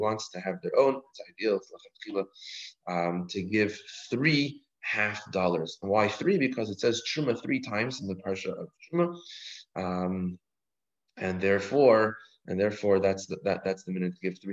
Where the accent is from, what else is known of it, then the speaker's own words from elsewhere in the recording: Canada; now in United States; I'm from Canada.